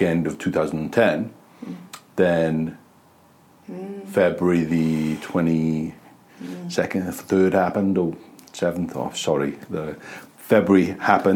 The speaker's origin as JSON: {"language": "English", "region": "the valleys of South Wales", "country": "United Kingdom", "also_born_or_lived": "Christchurch, New Zealand", "moved": "yes", "lives_now": "Wellington, New Zealand", "said": "I'm from the valleys of South Wales."}